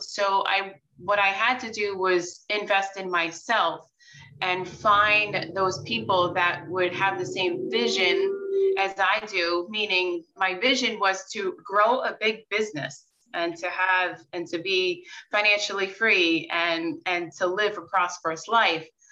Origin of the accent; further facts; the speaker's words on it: Long Island, New York, United States; born and raised in New York and on Long Island